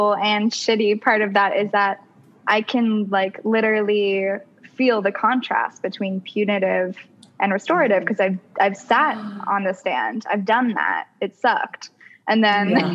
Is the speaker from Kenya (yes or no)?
no; Canada; I'm from Canada